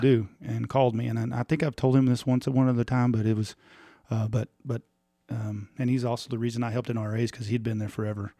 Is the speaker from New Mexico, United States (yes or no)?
no; Tulia, Texas, United States; we're both from Tulia.